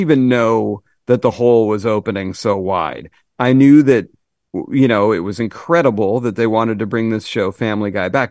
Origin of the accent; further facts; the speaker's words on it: Massachusetts, United States; I'm from Massachusetts